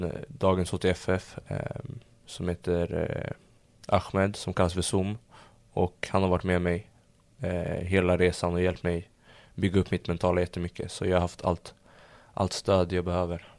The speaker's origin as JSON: {"language": "Swedish", "town": "Stockholm", "region": "Stockholm County", "country": "Sweden", "tie": "born or raised there", "also_born_or_lived": "London / Södertälje", "said": "jag föddes i London. Ehm, så när de bröt så flyttade vi hem till mamma i Sverige. Och ehm, bodde jag i stan tills jag var kanske fyra fem Sen eh, i Södertälje när jag var sex, gick i förskolan där. Sen flyttade vi till Stureby när jag var sju år"}